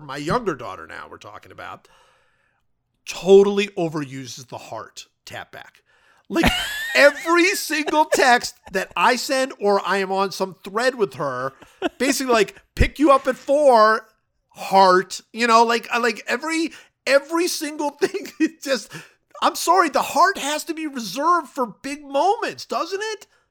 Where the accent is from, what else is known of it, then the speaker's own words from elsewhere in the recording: United States; as an American